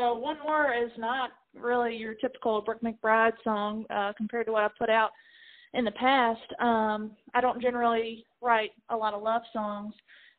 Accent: North Carolina, United States; moved away as an adult; now in Nashville, United States; I'm from North Carolina. I'm getting married in North Carolina. So I play a lot of shows in the North Carolina area, but I have been living in Nashville for the past 6.5 years.

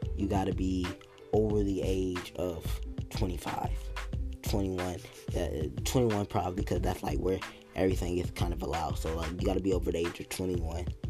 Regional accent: United States; as Americans

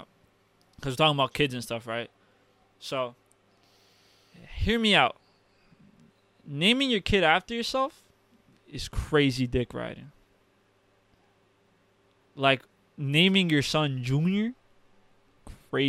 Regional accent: United States; also born or lived in Uruguay; I was born in Uruguay, but I grew up in America

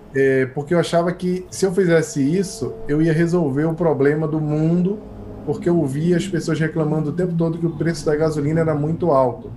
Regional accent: Recife, Pernambuco, Brazil; also born or lived in Rio de Janeiro / United States; now in São Paulo, Brazil; eu sou pernambucano

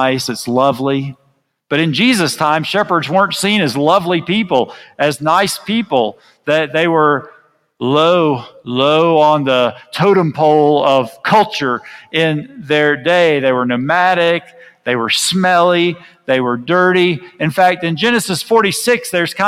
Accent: United States; now in Guatemala; I'm from the United States

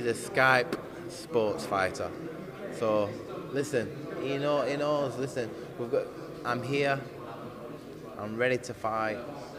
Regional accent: United Kingdom; I'm a Brit as well

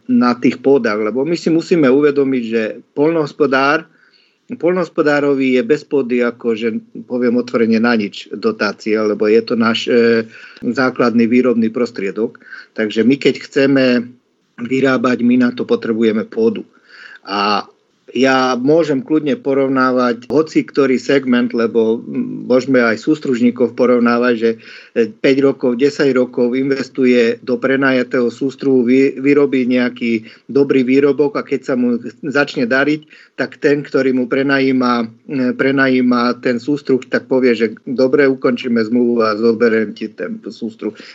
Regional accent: eastern Slovakia, Košice Region, Slovakia; ja som z východu, kde zastupujem ten región v podstate Košického kraja

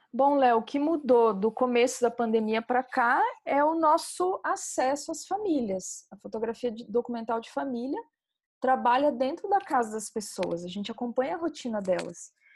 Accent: Santa Catarina, Brazil; also born or lived in Mato Grosso; now in Recife, Brazil; Eu sou catarinense, morei em Mato Grosso, agora estou morando em Recife.

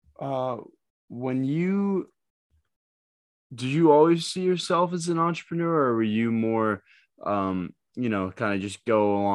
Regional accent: Massachusetts, United States; I'm from Massachusetts

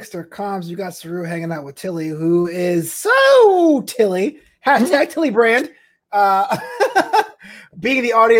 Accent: New York, United States; my hometown, New York

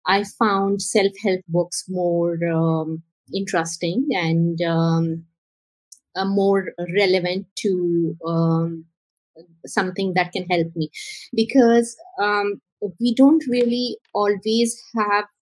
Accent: Karachi, Sindh, Pakistan; I was born and raised in Karachi, which is a very happening city in Pakistan.

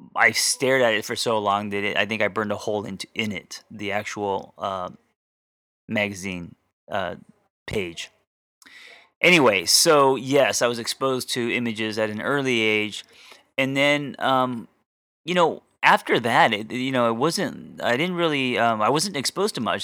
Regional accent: United States; my parents were never home because, uh, they had businesses, of course, and it was always about, um, putting food on the table, right? Just being immigrants to America

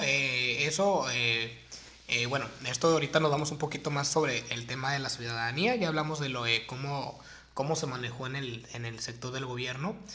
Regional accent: Mexico; uno como mexicano

